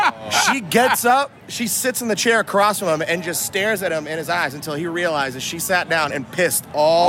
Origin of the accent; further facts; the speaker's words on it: Boston, Massachusetts, United States; We're all from Boston, but now she's a nurse down here in Nashville.